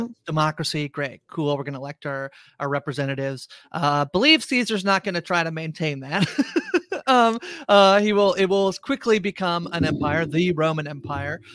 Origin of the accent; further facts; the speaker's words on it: Canada; we're Canadian